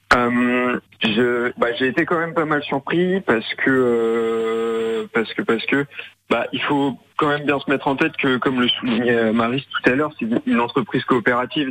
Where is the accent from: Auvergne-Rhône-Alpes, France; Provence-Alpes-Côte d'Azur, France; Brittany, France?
Brittany, France; Pontivy; je suis de Pontivy